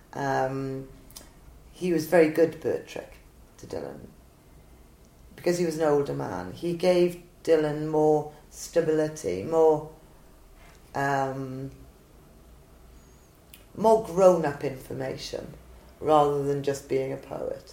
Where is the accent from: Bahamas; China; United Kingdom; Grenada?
United Kingdom; Swansea, Wales; It's my hometown